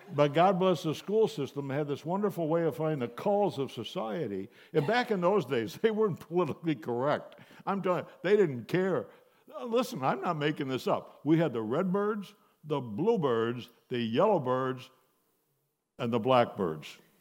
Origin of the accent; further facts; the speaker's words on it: Buffalo, New York, United States; I grew up in Buffalo, New York, youngest of three children